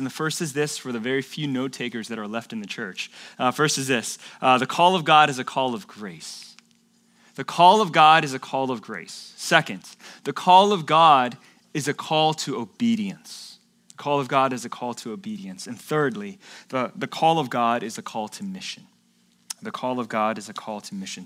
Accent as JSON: {"language": "English", "town": "Atlanta", "region": "Georgia", "country": "United States", "tie": "born or raised there", "moved": "as an adult", "lives_now": "California, United States", "said": "my friends, my family, my hometown, my home church. I loved my church back in Atlanta"}